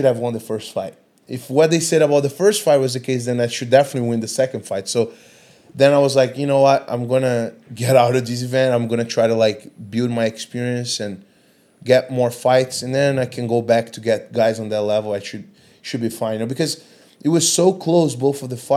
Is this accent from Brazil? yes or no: yes; Brazil; moved away as an adult; now in Singapore; growing up in Brazil, I did 2 years of Muay Thai